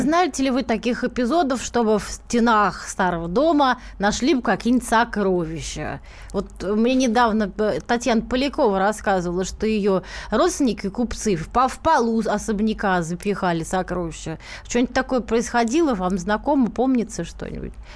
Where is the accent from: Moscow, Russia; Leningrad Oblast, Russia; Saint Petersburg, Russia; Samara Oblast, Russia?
Moscow, Russia; мы сами, простые москвичи